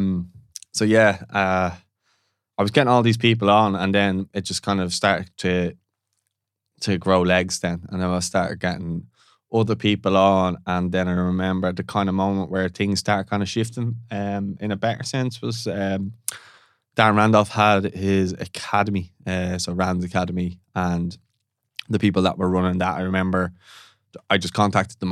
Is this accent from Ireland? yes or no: yes; Dublin, Leinster, Ireland; also born or lived in Canada; we're from Ballantyre area